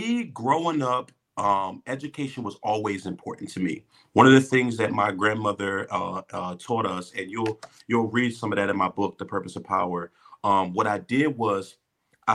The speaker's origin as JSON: {"language": "English", "town": "Philadelphia", "region": "Pennsylvania", "country": "United States", "said": "I'm from Philly"}